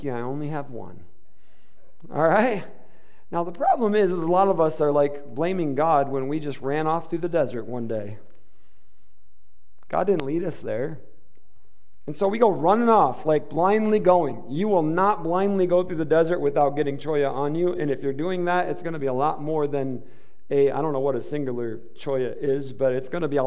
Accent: Michigan, United States; now in Arizona, United States; I'm from Michigan, and we don't have cactus

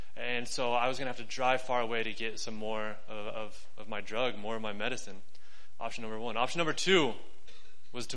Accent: New Mexico, United States; moved away as an adult; also born or lived in Dallas, Texas / Denver, Colorado / Albuquerque; I moved from New Mexico to Dallas, Texas, back to New Mexico, to Denver, Colorado, back to New Mexico

